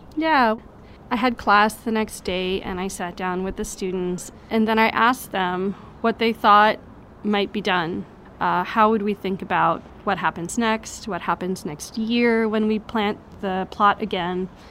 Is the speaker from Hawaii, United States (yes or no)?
yes; Hawaii, United States; moved away; I'm Hawaiian